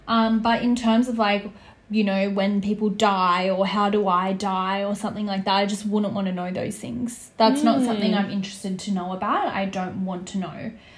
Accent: Sydney, New South Wales, Australia; I'm glad that I grew up in Western Sydney. I think it's a big part of who I am and why I am the way I am today.

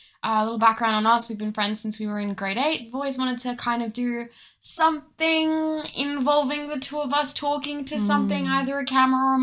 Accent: South Africa; now in Australia; I am an immigrant. I come from South Africa, but I am a white

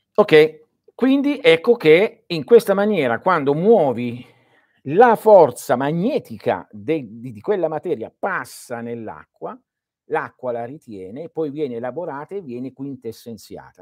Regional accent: Calabria, Italy; Il mio paese, che è il più a sud della Calabria

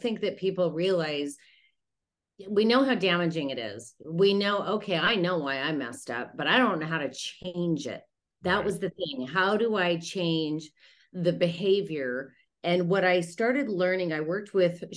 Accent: Utah, United States; moved away; I'm from Utah originally

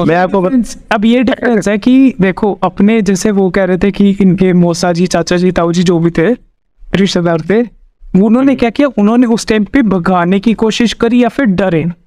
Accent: Haryana, India; मैं हरियाणा से हूँ

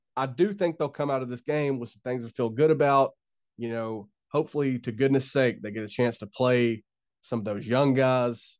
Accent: United States; I'm an American.

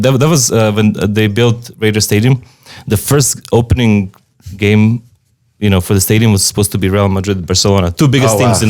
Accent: Serbia; now in Las Vegas, United States; I'm from Serbia

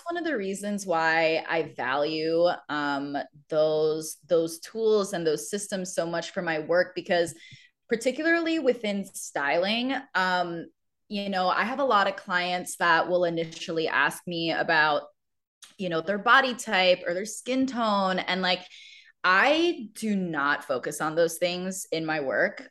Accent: Maryland, United States; moved away; I grew up around Maryland

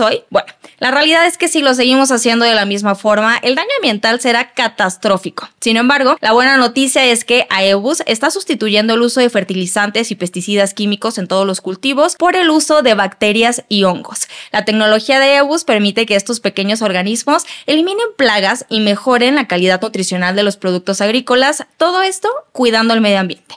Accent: Mexico; como mexicanos

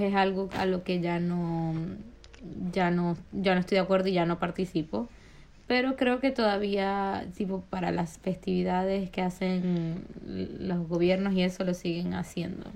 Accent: Maracaibo, Zulia, Venezuela; moved away; yo soy maracucha de nacimiento y de como de regionalismo porque nací allí

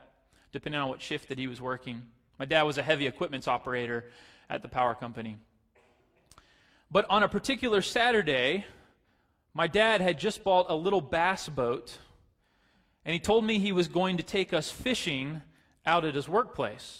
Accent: Pace, Florida, United States; The town that I grew up in is a little town called Pace, Florida.

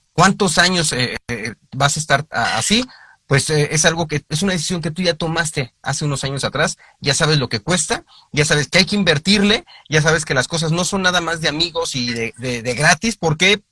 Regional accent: Mexico; nuestra perspectiva en, en, en, México

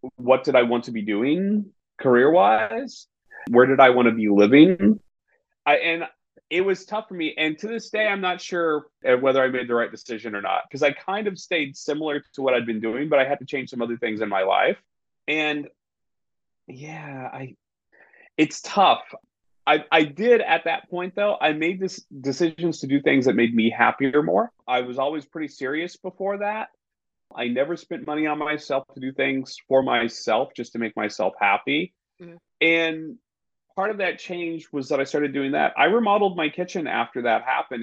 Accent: Southwest Missouri, United States; moved away; that's how I ended up growing up in Southwest Missouri

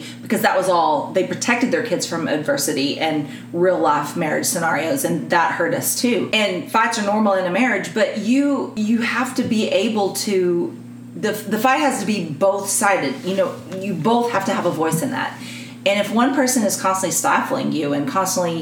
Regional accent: Texas, United States; I'm a Texan

